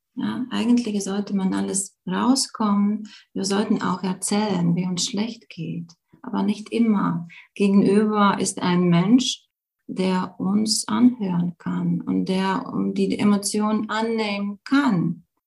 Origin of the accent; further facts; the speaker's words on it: Latvia; German is a second language; moved away as an adult; now in Germany; bin Lettin, wirklich. Ich bin in Lettland geboren, aber schon seit, hm, ja, schon seit äh, zehn Jahren lebe ich in Deutschland